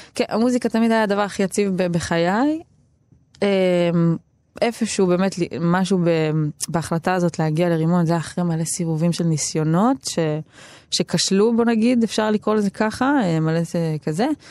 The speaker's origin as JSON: {"language": "Hebrew", "town": "Tel Aviv-Yafo", "region": "Tel Aviv District", "country": "Israel", "tie": "born or raised there", "said": "גדלתי ביפו"}